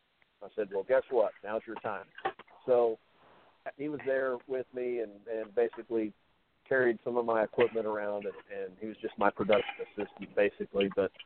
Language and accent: English; Texas, United States; I'm from Texas.